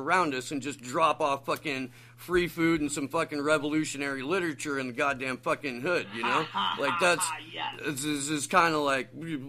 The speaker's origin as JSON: {"language": "English", "region": "Midwest", "country": "United States", "tie": "born or raised there", "said": "I grew up in the Midwest, but I have a lot of connections to New York."}